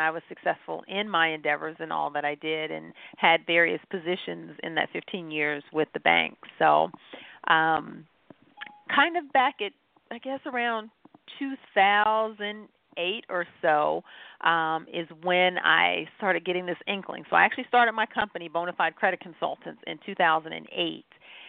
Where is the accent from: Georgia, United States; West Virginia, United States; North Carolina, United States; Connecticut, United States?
North Carolina, United States; Goldsboro; No, I'm actually from Goldsboro, North Carolina, is what we refer to as home. I am what is affectionately known as a military brat, meaning my dad was Air Force, so moved around and got to see the world.